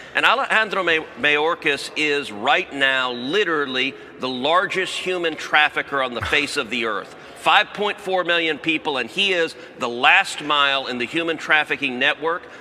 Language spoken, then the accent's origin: English; Texas, United States; I'm from Texas